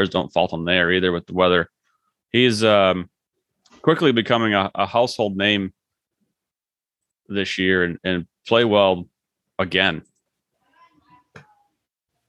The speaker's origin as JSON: {"language": "English", "region": "Massachusetts", "country": "United States", "tie": "born or raised there", "also_born_or_lived": "South Carolina", "moved": "as an adult", "said": "Growing up in Massachusetts and going to school in rural South Carolina"}